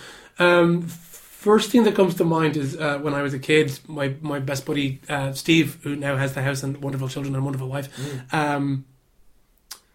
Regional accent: Dublin, Leinster, Ireland; I live out in Walkinstown, my family home is out in Walkinstown

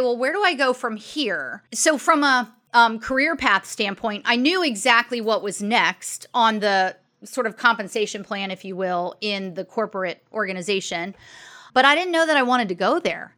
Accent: Maryland, United States; also born or lived in Arizona; I grew up in Maryland, outside of D C

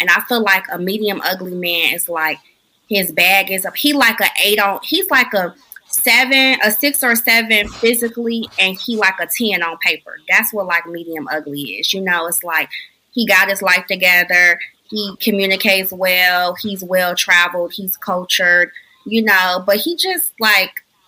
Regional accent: Chicago, Illinois, United States; moved away as an adult; now in Virginia, United States; I'm from Chicago

